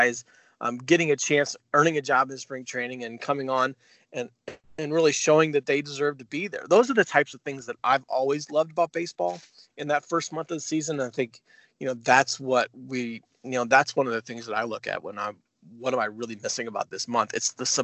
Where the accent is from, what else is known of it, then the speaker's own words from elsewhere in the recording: St. Louis, Missouri, United States; I grew up in St. Louis